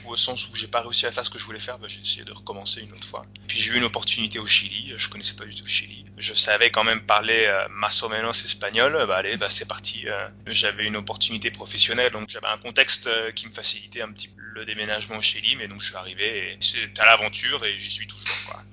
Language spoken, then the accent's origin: French; France; moved away; also born or lived in Chile; en tant que français